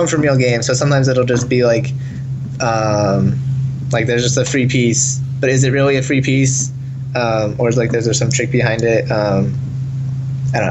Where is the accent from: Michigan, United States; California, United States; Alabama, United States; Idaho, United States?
Idaho, United States; I'm from Idaho